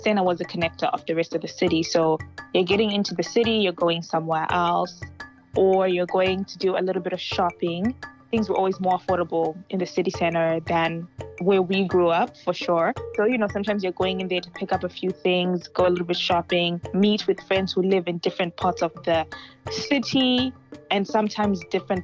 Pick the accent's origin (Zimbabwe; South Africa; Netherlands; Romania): Zimbabwe; Harare; moved away as an adult; now in United States; I am from Zimbabwe, Harare, specifically where I'm from. And I was born and raised there for 19 years